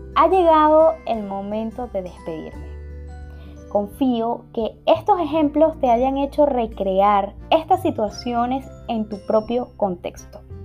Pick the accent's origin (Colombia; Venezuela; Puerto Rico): Venezuela; now in Spain; Soy una venezolana viviendo en España